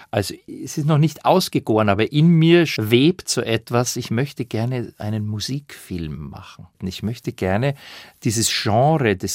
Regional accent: Bavaria, Germany; bekommt man ja nur einmal im Leben, dass man mit einem Schrammelquartett Wiener Lieder einspielen darf als Bayer.

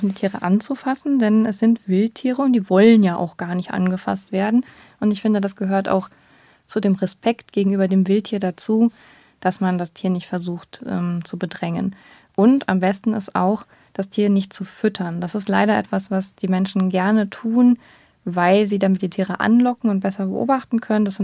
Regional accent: Baden-Württemberg, Germany; Also ich bin selber auch noch mit diesen Schildern aufgewachsen. Ich bin ja in Baden-Württemberg aufgewachsen

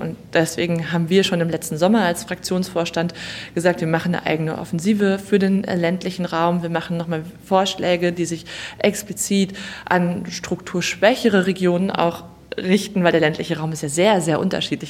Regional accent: North Rhine-Westphalia, Germany; in meinem Heimatbundesland Nordrhein-Westfalen

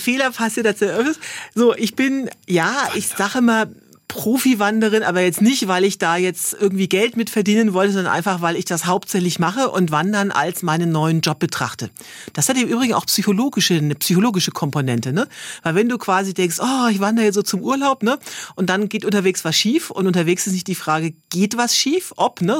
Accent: Bavaria, Germany; ich komme jetzt zwar äh, aus Bayern und nicht aus Schwaben

